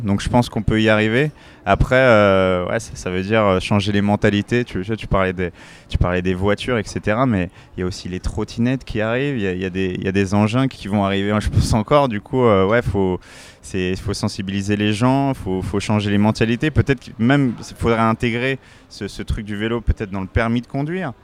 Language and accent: French; La Courneuve, Île-de-France, France; Je viens du 93, je viens de La Courneuve dans le 93